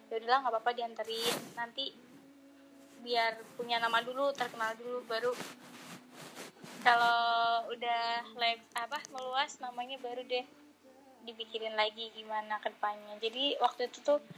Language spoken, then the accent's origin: Indonesian; Kroya, Central Java, Indonesia; soalnya di daerah aku tuh di rumah aslinya tuh di Kroya